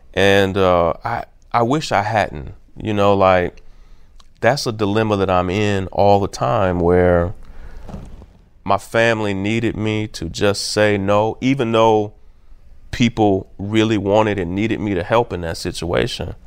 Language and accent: English; Kentucky, United States; also born or lived in California / Atlanta; now in Brooklyn, United States; I grew up in Kentucky where we didn't have a pro team